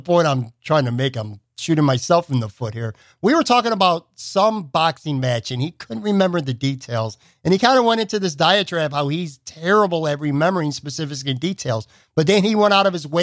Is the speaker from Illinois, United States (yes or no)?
no; Buffalo, New York, United States; I'm from Buffalo, and I grew up in, went to high school in the late 80s